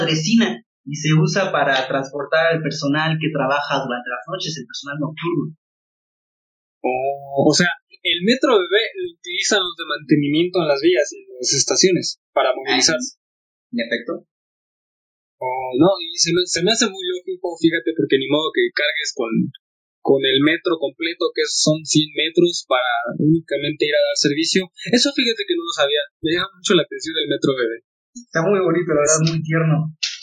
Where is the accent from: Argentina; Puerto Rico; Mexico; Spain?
Mexico; somos nosotros los, mexicanos